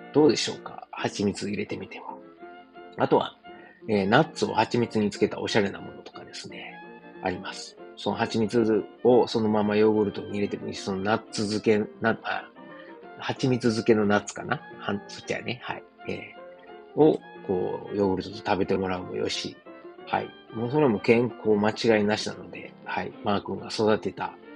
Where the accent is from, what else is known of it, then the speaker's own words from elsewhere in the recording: Osaka, Japan; moved away as an adult; now in Germany; 自分の実家であるですね、駒川東屋、はい、親父とおかんがやってる、えー、大阪駒川いうところ